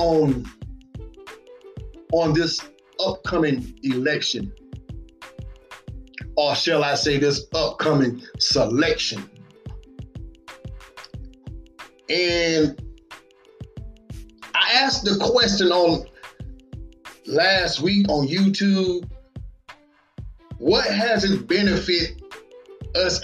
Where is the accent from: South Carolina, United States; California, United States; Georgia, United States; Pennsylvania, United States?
South Carolina, United States; Batesburg-Leesville; all my folks right here in my hometown, Batesburg, Leesville